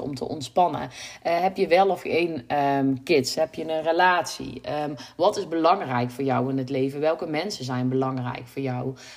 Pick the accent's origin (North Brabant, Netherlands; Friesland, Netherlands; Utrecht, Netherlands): North Brabant, Netherlands; ik kom uit Brabant